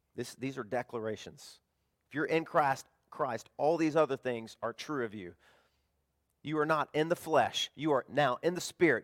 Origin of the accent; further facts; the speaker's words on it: the South, United States; now in Florida, United States; I'm from the South, we had tornadoes all the time